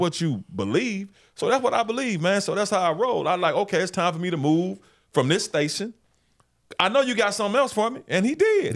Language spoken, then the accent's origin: English; Memphis, Tennessee, United States; I knew I wanted to be a sports director at a T V station in my hometown one day.